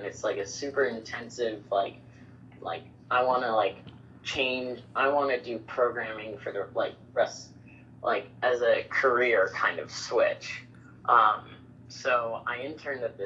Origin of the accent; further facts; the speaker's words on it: New York, United States; now in Bangkok, Thailand; I was born and raised in New York.